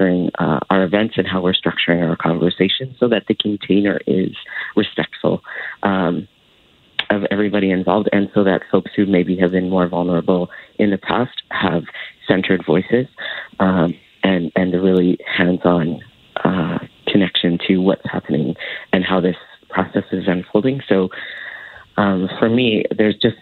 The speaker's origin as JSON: {"language": "English", "region": "Alberta", "country": "Canada", "tie": "born or raised there", "said": "I grew up in Alberta during the Klein years"}